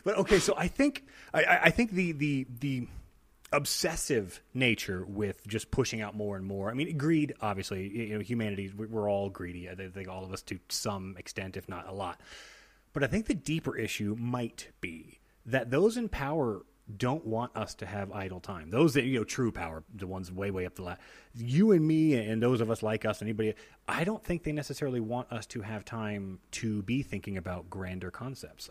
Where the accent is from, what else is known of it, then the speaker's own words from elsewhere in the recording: United States; as an American